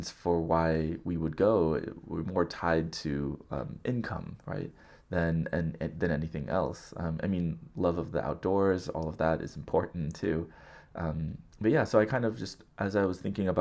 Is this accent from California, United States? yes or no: yes; Southern California, United States; growing up in Southern California